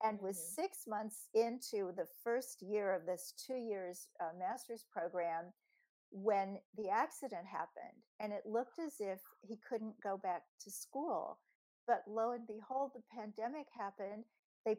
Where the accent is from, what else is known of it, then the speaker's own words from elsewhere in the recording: Kansas City, Missouri, United States; moved away; back in 1995 in my hometown of Kansas City, where we were both living